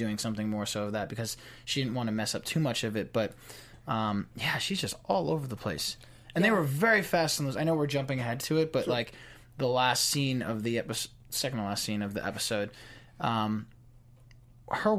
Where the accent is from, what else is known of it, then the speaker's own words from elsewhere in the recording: East Coast, United States; moved away; I'm from the East Coast